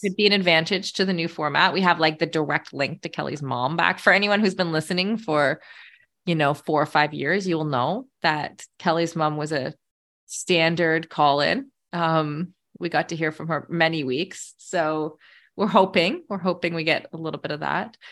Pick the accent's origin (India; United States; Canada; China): Canada; also born or lived in Middle East; as a Canadian